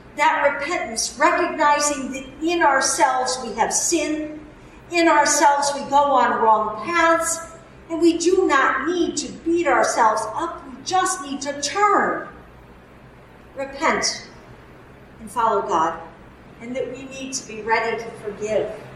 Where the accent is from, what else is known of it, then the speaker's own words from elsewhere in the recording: Newtown, Connecticut, United States; now in Massachusetts, United States; my hometown of Newtown, Connecticut.